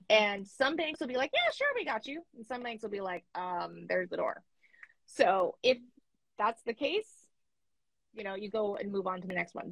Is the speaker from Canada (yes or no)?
yes; Canada; I'm Canadian